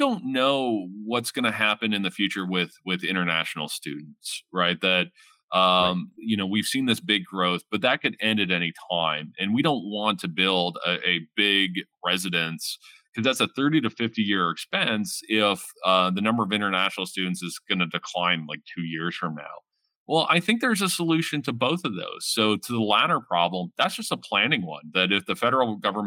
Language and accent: English; London, Ontario, Canada; I grew up in the Hamilton and Gore area out in the East End